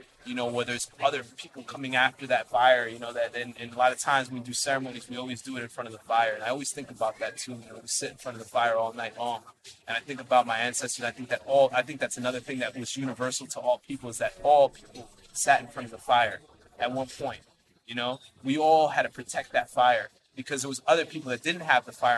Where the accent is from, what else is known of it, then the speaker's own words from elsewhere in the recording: United States; I was born in the States